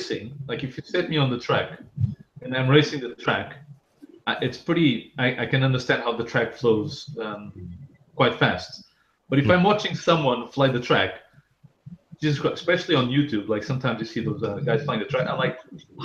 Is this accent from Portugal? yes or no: yes; Portugal; moved away; I'm actually from Portugal